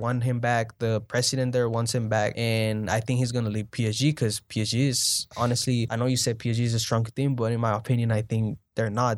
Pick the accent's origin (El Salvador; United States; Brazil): El Salvador; I'm from El Salvador